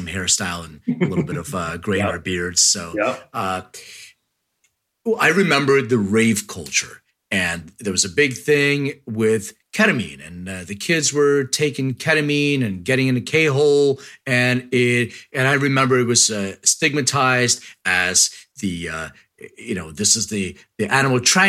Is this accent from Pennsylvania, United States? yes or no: yes; Philadelphia, Pennsylvania, United States; I'm from Philly